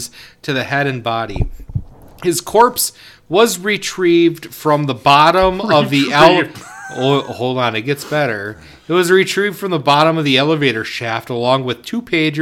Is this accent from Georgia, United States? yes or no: no; Oshkosh, Wisconsin, United States; I grew up in Oshkosh